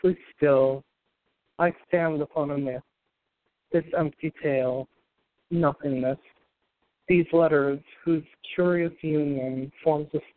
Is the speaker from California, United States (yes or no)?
no; Green Bay, Wisconsin, United States; now in Boston, United States; I'm from Green Bay, Wisconsin, originally. I now live in Boston.